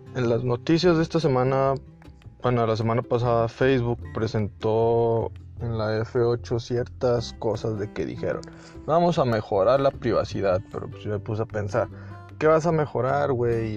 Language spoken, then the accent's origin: Spanish; Mexico; Yo soy mexicano